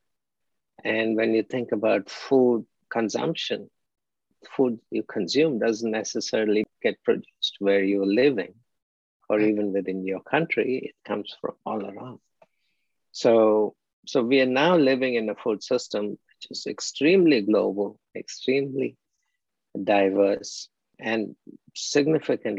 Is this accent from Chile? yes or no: no; India; moved away as an adult; also born or lived in Philippines / Mexico; now in United States; I'm from India, obviously. And studied in India, did my master's at the Birla Institute of Technology and Science, and came to the US in 1977 to do a PhD